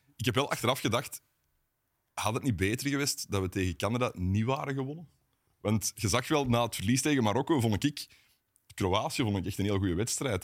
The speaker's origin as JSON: {"language": "Dutch", "area": "Wilrijk", "region": "Flanders", "country": "Belgium", "tie": "born or raised there", "said": "geboren in Wilrijk, ik ook"}